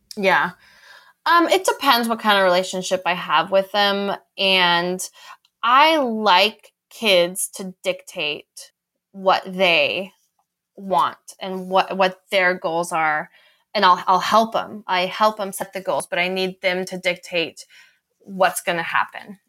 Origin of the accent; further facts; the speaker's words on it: Boulder, Colorado, United States; I grew up in Boulder